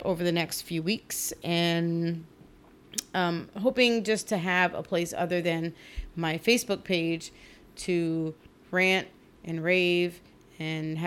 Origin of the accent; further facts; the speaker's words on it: Trenton, New Jersey, United States; both Chris and I grew up in Trenton, New Jersey, which is where we're from